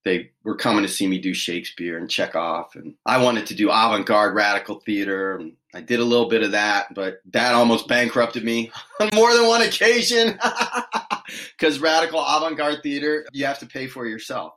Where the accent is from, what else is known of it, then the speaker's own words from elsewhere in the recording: Washington, District of Columbia, United States; moved away as an adult; now in California, United States; I grew up in Washington, D.C. area, so I was very far from home.